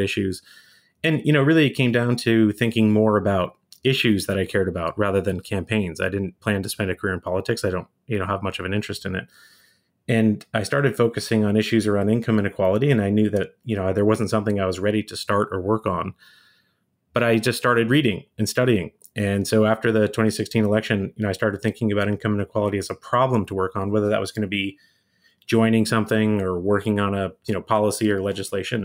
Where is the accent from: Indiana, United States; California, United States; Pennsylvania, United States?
California, United States; Bay Area outside of San Francisco; moved away as an adult; now in Chicago, United States; I grew up in the Bay Area outside of San Francisco